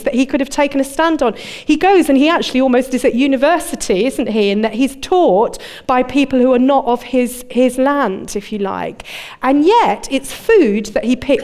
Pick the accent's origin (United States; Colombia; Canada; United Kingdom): United Kingdom; moved away as an adult; also born or lived in Dudley, England; now in Birmingham, United Kingdom; I'm a Londoner, a Surrey girl